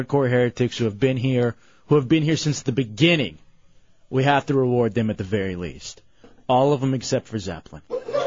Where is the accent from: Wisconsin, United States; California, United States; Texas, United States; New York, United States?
Texas, United States; moved away; I grew up with it in Texas